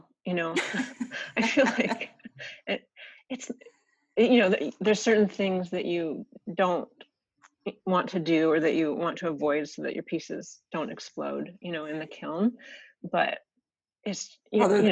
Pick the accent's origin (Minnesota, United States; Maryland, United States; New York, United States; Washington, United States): Washington, United States; Seattle; I grew up in Seattle. I was born and raised in Seattle